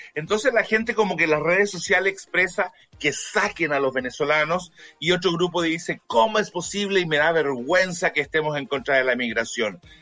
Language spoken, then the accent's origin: Spanish; Chile; periodista chileno